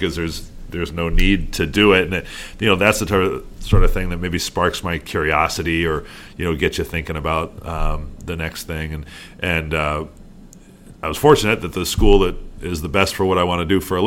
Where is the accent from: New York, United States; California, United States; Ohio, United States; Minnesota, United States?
New York, United States; Chittenango; I grew up in Chittenango, and just down the road is Oneida